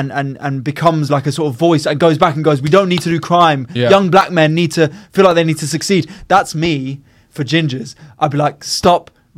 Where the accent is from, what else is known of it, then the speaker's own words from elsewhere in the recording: Texas, United States; I'm from Texas. You don't talk about a man's wife like that.